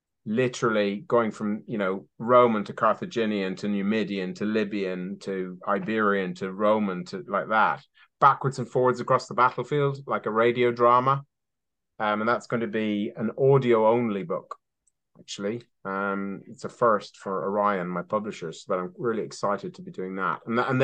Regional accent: Ireland; now in Somerset, United Kingdom; Because I'm Irish, for those of readers who, or listeners who might

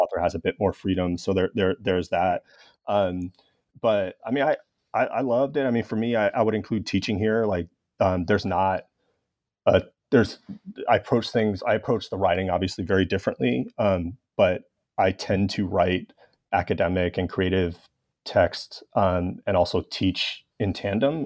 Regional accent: Los Angeles, California, United States; my hometown of Los Angeles.

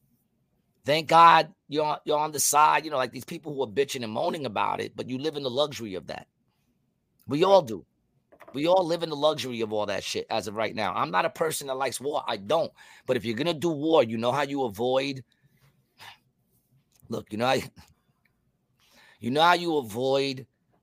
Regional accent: New York, United States; I'm from New York

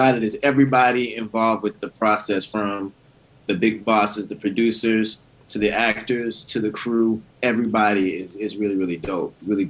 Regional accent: Houston, Texas, United States; moved away; I grew up in Houston, and I actually went to a high school that was a public high school, but it had this incredible theater tradition, Elsick High School in Houston, Texas.

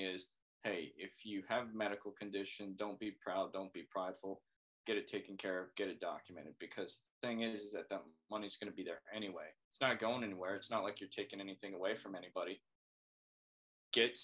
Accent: Florida, United States; moved away as an adult; I am from Florida

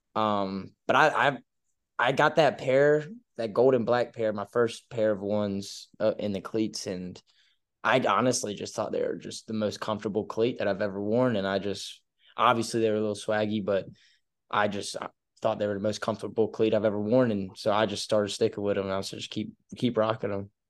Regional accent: Oak Island, North Carolina, United States; also born or lived in Winston-Salem, North Carolina; I'm from Oak Island, North Carolina. It's, like, smack dab in the middle on the coast of Wilmington and Myrtle Beach, small little town. Uh, grew up here from second, third grade all the way to, uh, right before my junior year, I moved up to Winston-Salem

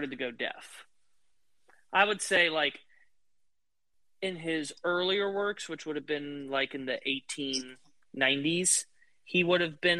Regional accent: United States; as an American

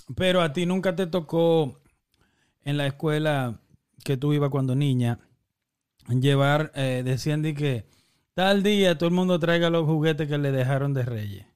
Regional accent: Dominican Republic; moved away; nosotros que somos dominicanos

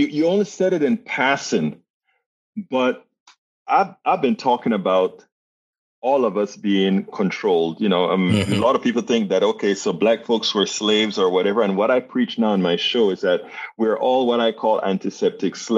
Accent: Panama; I'm from Panama, Central America

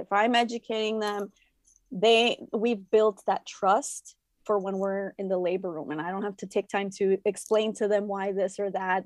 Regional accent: Chicago, Illinois, United States; I am a first generation Mexican-American born in Chicago. So, I grew up in La Villita, which is a predominantly Mexican neighborhood here in Chicago

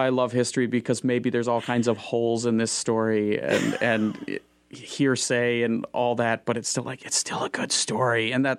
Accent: Moorhead, Minnesota, United States; I grew up in Fargo, Moorhead. And the schools there are fantastic. So I went to Moorhead Public High School

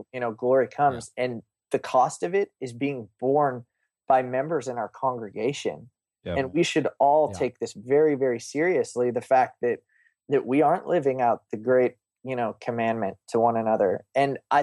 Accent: Oklahoma, United States; I grew up in Oklahoma.

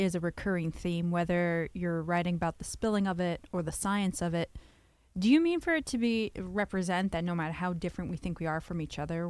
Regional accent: New York, United States; as someone born and bred in New York

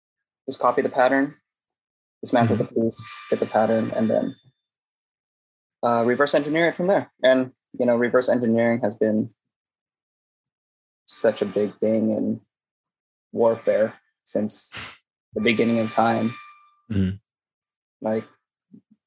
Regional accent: San Francisco, California, United States; I'm from San Francisco

